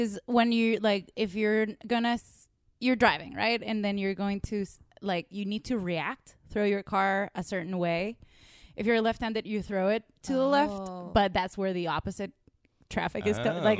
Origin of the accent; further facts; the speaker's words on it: Venezuela; moved away; I grew up in Venezuela.